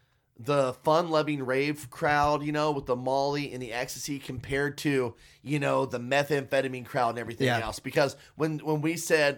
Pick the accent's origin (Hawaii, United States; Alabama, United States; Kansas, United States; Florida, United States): Kansas, United States; Wichita; we're from Wichita.